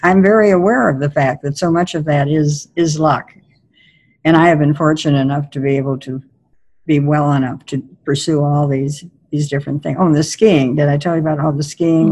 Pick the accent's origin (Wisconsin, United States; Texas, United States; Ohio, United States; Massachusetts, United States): Wisconsin, United States; Milwaukee; I grew up in Milwaukee during the Depression